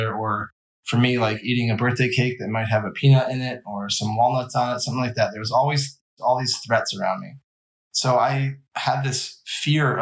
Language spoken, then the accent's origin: English; Vermont, United States; I grew up in Vermont